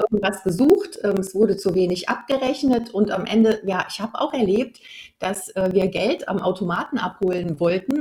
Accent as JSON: {"language": "German", "region": "North Rhine-Westphalia", "country": "Germany", "moved": "as an adult", "lives_now": "Swabia, Germany", "said": "ursprünglich komme ich aus Nordrhein-Westfalen. Also ich bin sozusagen eine Rheinländerin und jetzt bin ich Wahlschwäbin seit hm. 2006."}